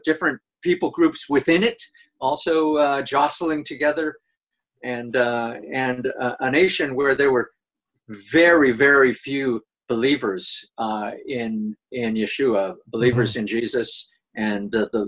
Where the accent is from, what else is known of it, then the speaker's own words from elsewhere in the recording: Boston, Massachusetts, United States; moved away as an adult; also born or lived in New Mexico; now in Israel; I was born in Boston